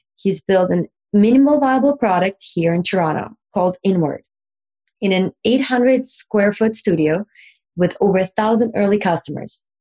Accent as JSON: {"language": "English", "country": "Russia", "said": "I'm from Russia"}